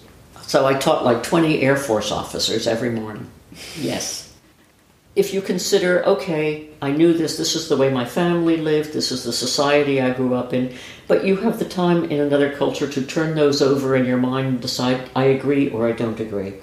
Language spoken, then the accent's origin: English; New York, United States; moved away as an adult; I'm from New York. I know this city. I know this life.